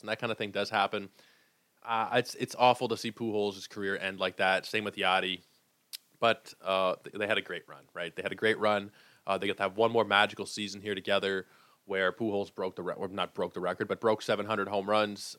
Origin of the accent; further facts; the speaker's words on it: Toronto, Ontario, Canada; I am from Toronto